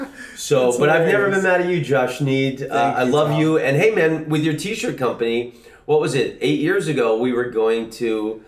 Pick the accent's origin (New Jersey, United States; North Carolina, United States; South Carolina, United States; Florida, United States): Florida, United States; Orlando; moved away; also born or lived in Washington, D.C.; I grew up in Orlando with spring training